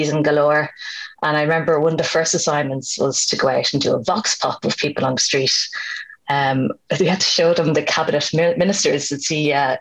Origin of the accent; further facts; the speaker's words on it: Dublin, Leinster, Ireland; I grew up in Finglas in Dublin, and it was a house full of books.